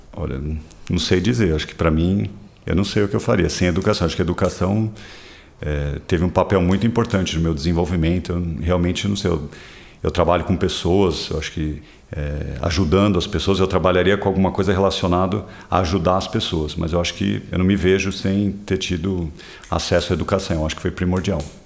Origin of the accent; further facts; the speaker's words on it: São Paulo, Brazil; also born or lived in California, United States / Quito, Ecuador / Barcelona, Spain / Singapore; eu sou de São Paulo, é, moro em São Paulo desde que eu nasci. Morei fora alguns anos, quando eu era mais novo